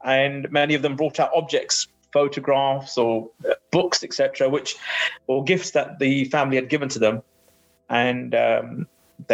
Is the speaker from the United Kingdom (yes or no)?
yes; United Kingdom; born there; And I, as a British-born Sikh, had never heard of them.